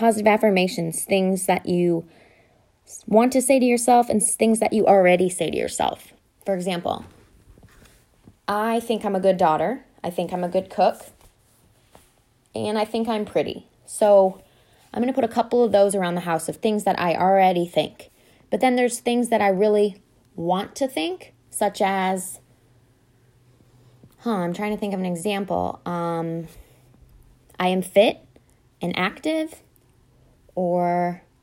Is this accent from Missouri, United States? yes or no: no; Ohio, United States; now in North Carolina, United States; I'm from Ohio